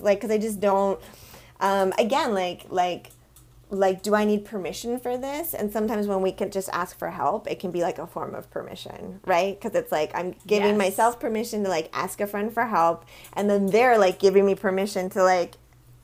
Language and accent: English; Vermont, United States; now in Los Angeles, United States; I grew up with in Vermont